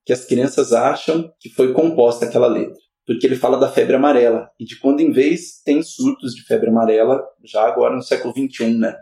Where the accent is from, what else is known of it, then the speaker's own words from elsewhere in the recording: Campinas, São Paulo, Brazil; eu sou nascido aqui em Campinas, né, nascido e criado entre o Jardim Santana e o Dique 5